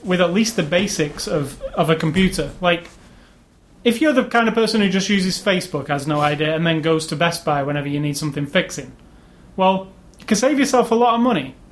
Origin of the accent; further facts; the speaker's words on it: England, United Kingdom; we're English